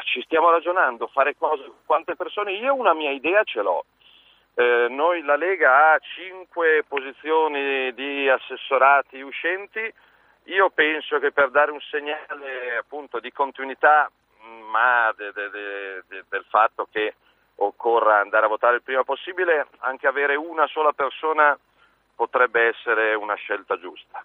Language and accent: Italian; Milan, Lombardy, Italy; milanese da lombardo per la mia città e per la mia terra